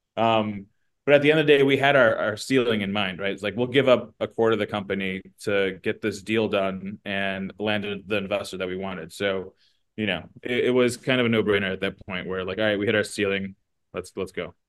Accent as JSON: {"language": "English", "region": "Midwest", "country": "United States", "tie": "born or raised there", "said": "we're from the Midwest, um, raised by you know first gener like a immigrant uh, mother"}